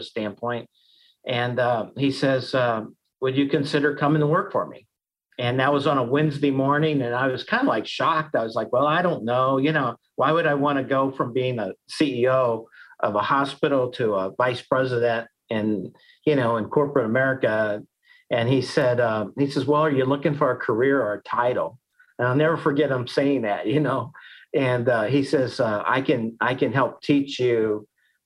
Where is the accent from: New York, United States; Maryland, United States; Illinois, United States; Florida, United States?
Illinois, United States; Collinsville; also born or lived in Iowa State; I grew up in Collinsville, right where my office is here today